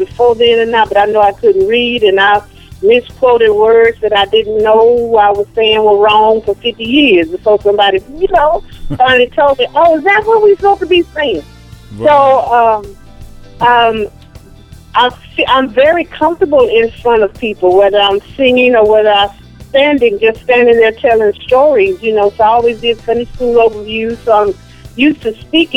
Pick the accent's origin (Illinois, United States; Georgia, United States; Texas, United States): Texas, United States; Austin; I'm from Austin, Texas.